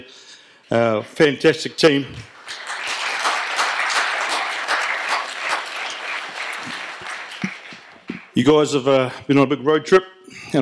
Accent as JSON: {"language": "English", "country": "New Zealand", "said": "I'm a patriot Kiwi"}